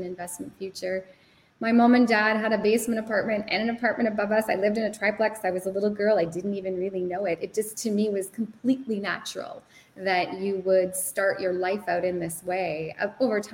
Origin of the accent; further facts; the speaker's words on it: Sudbury, Ontario, Canada; I'm from Sudbury